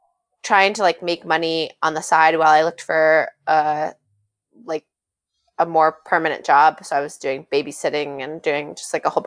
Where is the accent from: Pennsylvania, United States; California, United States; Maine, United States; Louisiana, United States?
Maine, United States; accent: Maine accent; moved away as an adult; also born or lived in San Francisco / New York; my Maine roots